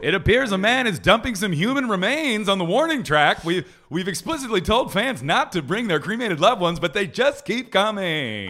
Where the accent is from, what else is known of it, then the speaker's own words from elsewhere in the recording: Philadelphia, Pennsylvania, United States; moved away; I grew up in Philly going to Surly sandwich shops